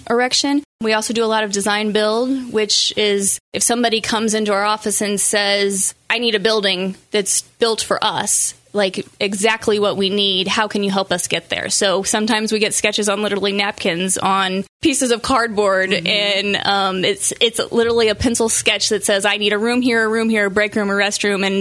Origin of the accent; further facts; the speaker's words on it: Quincy, Illinois, United States; I was born and raised in Quincy